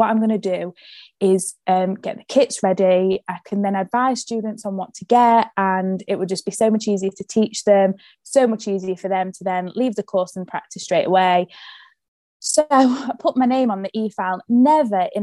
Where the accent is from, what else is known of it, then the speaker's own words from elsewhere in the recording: Sheffield, Yorkshire and the Humber, United Kingdom; I am from Sheffield